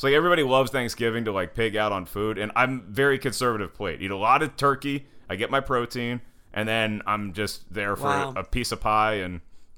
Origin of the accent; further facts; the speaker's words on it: Winston-Salem, North Carolina, United States; We never lived overseas, but I was born in Winston-Salem, North Carolina. And I went to school in Winston-Salem, North Carolina.